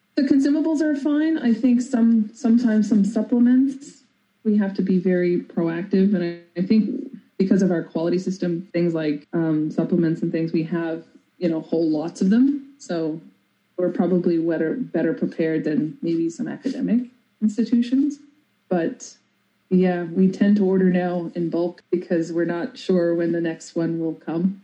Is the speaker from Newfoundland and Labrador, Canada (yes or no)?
yes; Newfoundland and Labrador, Canada; I'm a Newfoundlander. We're very musically inclined